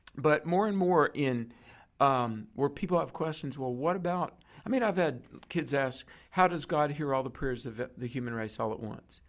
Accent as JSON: {"language": "English", "region": "North Carolina", "country": "United States", "tie": "born or raised there", "said": "my home state is North Carolina"}